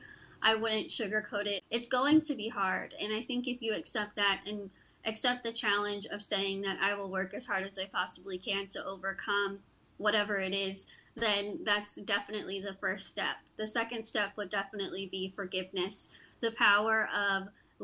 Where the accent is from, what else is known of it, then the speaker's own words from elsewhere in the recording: Texas, United States; I'm from Texas